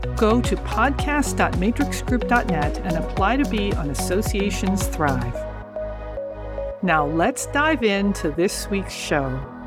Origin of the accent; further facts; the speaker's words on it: San Francisco, California, United States; I grew up in San Francisco